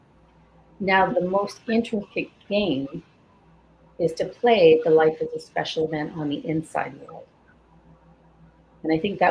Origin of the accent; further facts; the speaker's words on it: Scotland, United Kingdom; I was born in Scotland